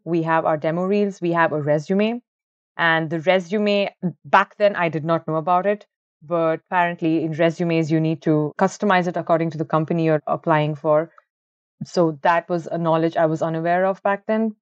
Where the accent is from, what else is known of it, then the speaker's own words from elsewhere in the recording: Bangalore, Karnataka, India; moved away as an adult; also born or lived in Ahmedabad; now in Ireland; originally, I am from Bangalore. It's the I T capital of India, and I've been born and brought up over there